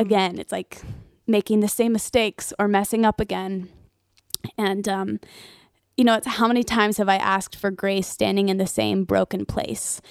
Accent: Nashville, Tennessee, United States; I'm born and raised in Nashville

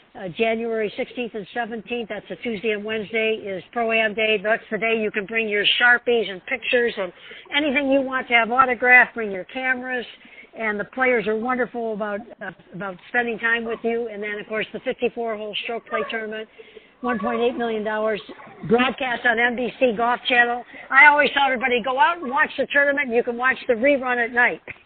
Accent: Detroit, Michigan, United States; moved away; I'm from Detroit

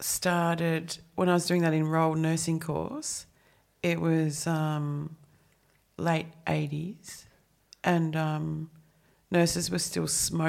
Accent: Australia; Australians, we're bloody unique, I reckon.

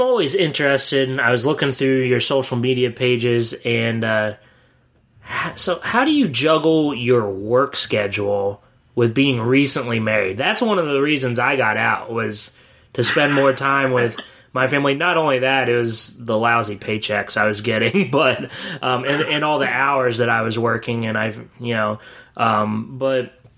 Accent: Williamsport, Pennsylvania, United States; my hometown, Williamsport

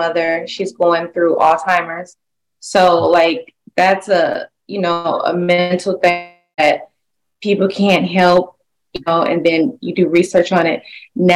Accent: Detroit, Michigan, United States; moved away as an adult; now in Los Angeles, United States; I'm from Detroit, Michigan. I grew up in the arts

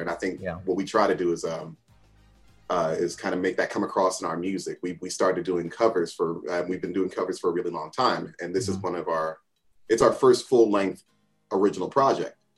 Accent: New Jersey, United States; I grew up in Jersey, born and bred, still live in Jersey.

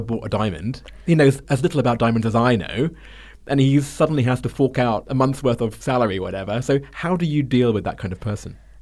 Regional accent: United Kingdom; now in China; as a Brit

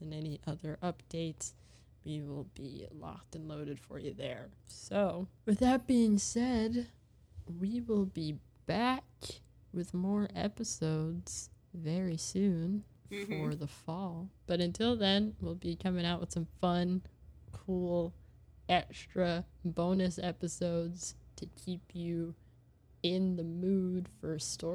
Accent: California, United States; I grew up in California.

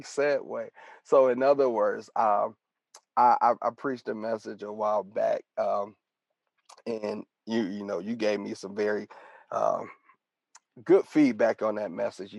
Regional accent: Detroit, Michigan, United States; we grew up together, a childhood friend, and born and raised in Detroit, Michigan

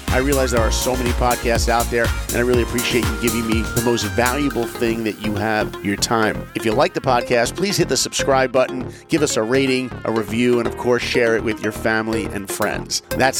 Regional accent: New York, United States; now in Los Angeles, United States; And I grew up in New York, and my favorite season was definitely the fall.

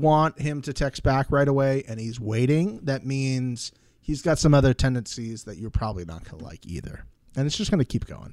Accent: Tampa, Florida, United States; my hometown, Tampa, Florida.

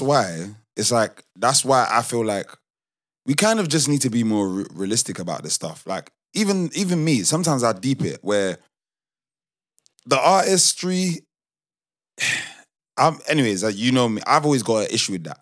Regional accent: United Kingdom; I'm still quote unquote British. Like I grew up British. I'm Nigerian. I grew up Nigerian

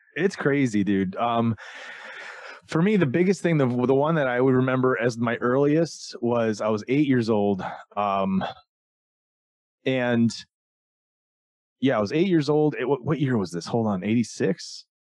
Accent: Florida, United States; I grew up in Florida in the South

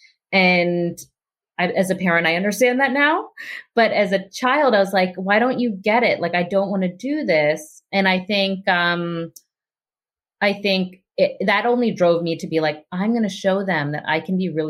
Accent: Pittsburgh, Pennsylvania, United States; I grew up in Pittsburgh

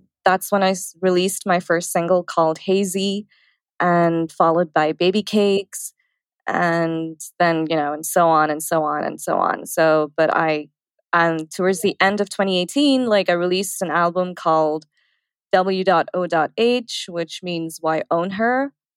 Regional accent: Dubai, United Arab Emirates; moved away as an adult; also born or lived in India; now in Los Angeles, United States; I was born in India, I grew up in Dubai, and then I moved to LA.

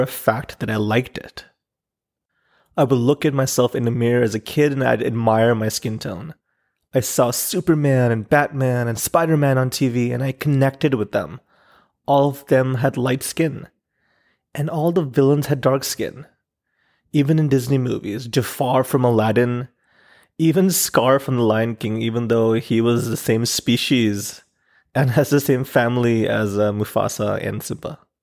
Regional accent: Pakistan; Growing up in Pakistan

